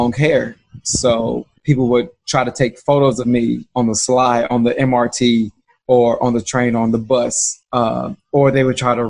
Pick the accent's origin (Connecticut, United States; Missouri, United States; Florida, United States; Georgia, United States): Missouri, United States; St. Louis; moved away as an adult; also born or lived in North Little Rock, Arkansas; now in Taiwan; I was born in North Little Rock, Arkansas. Shout out to Pulaski County. and then I moved to St. Louis when I was super, super young. So I consider St. Louis, Missouri, my home. It's where I grew up, where I was raised